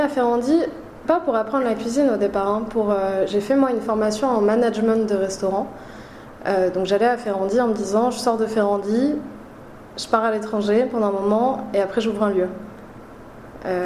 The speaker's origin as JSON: {"language": "French", "town": "Paris", "region": "Île-de-France", "country": "France", "tie": "born or raised there", "said": "je, suis née à Paris, j'ai grandi à Paris."}